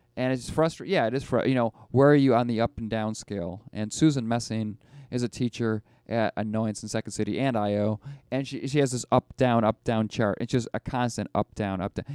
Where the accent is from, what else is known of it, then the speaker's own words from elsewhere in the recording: Buffalo, New York, United States; I'm from Buffalo